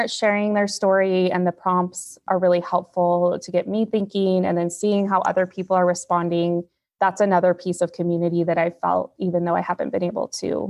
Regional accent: Oregon, United States; I am from Oregon. I live in Salem, Oregon. I'm a teacher. I'm a single mom.

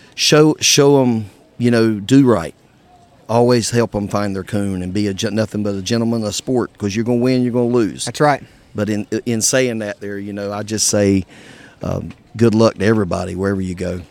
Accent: Charlotte, North Carolina, United States; I'm from uh, like Charlotte, North Carolina.

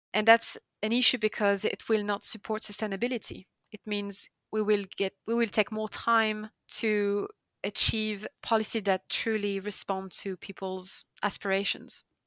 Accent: the Alps, France; moved away; I grew up also in the Alps

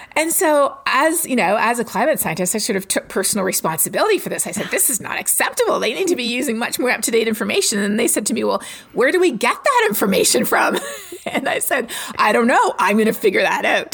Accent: Toronto, Ontario, Canada; moved away as an adult; now in Texas, United States; I'm from Toronto

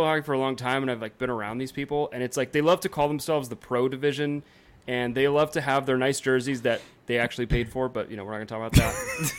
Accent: San Jose, California, United States; that's the rink I grew up playing at in San Jose

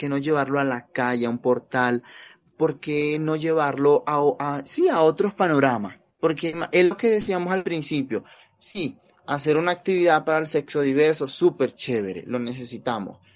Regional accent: Venezuela; Pues mira, para nadie es un secreto que yo soy migrante venezolano, ya llevo más de cinco años acá en la ciudad

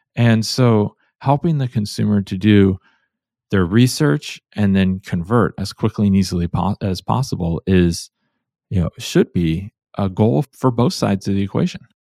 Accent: Cleveland, Ohio, United States; now in Portland, United States; I grew up in Cleveland, Ohio

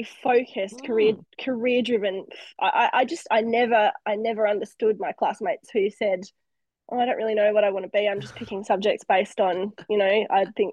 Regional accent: Launceston, Tasmania, Australia; also born or lived in Western Australia / Queensland; moved to Tassie when I must have been about six. So, and then grew up in Launceston up there. So I claim that I'm a Tasmanian

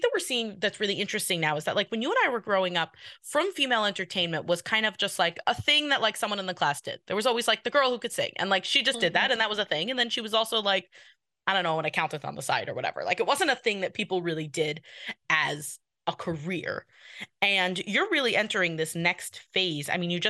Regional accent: New York, United States; I'm from New York.

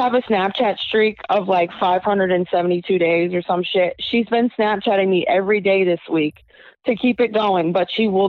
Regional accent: New Hampshire, United States; We're from New Hampshire.

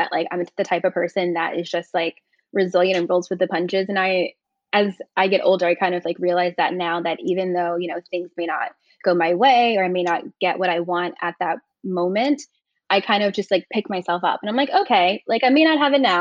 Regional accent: Virginia Beach, Virginia, United States; moved away as an adult; I grew up in Virginia Beach, Virginia, which is a very suburban area.

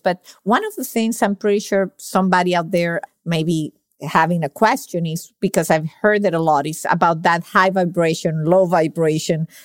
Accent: Venezuela; now in Miami, United States; I'm from Venezuela

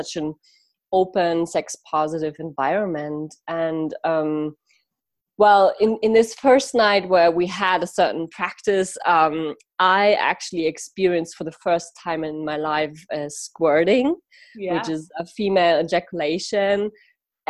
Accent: Munich, Bavaria, Germany; I actually moved back into the same like city part, like where I grew up in Munich

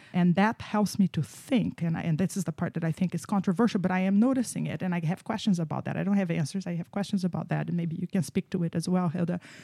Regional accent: Brazil; moved away; I grew up in Brazil

